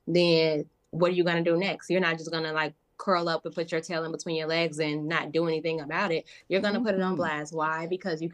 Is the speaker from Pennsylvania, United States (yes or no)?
no; Chicago, Illinois, United States; I'm originally from Chicago